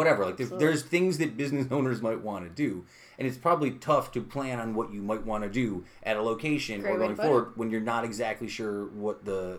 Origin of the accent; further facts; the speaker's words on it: Utica, New York, United States; moved away; I moved away from Utica